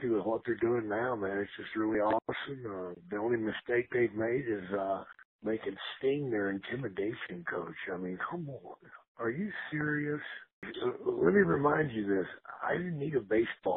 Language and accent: English; Gainesville, Texas, United States; I was raised in Gainesville, Texas